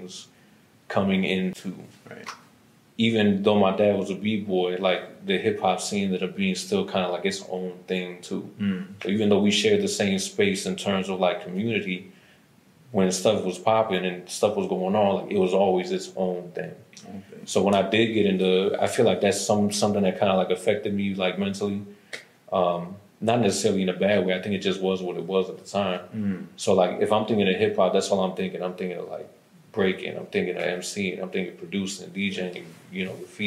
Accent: Lorain, Ohio, United States; moved away as an adult; now in Atlanta, United States; I grew up in Lorain, around 30th and Globe

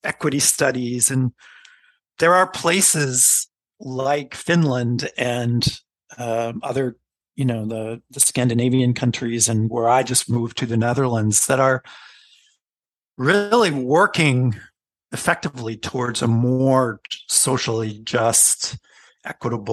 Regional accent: United States; as a American

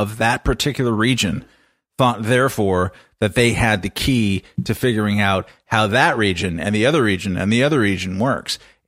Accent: Southern California, United States; growing up in Southern California, we had a phrase in my neighborhood called engineer's disease

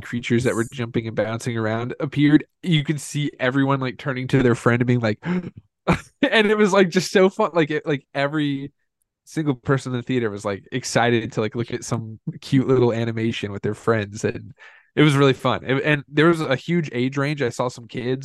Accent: Indiana, United States; most kids, uh, like us growing up in Indiana

